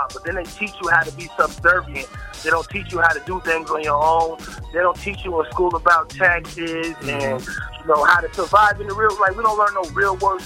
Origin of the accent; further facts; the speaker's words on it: New York City, New York, United States; also born or lived in Albany, New York; now in Dallas, United States; born in Harlem, raised between Albany and Harlem, and now I'm out here in Dallas